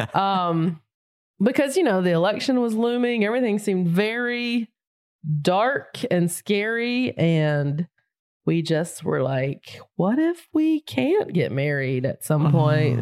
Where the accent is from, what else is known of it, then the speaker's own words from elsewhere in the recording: near Charlotte, North Carolina, United States; moved away; also born or lived in Raleigh, North Carolina; I grew up right outside of it. My hometown is very small and quaint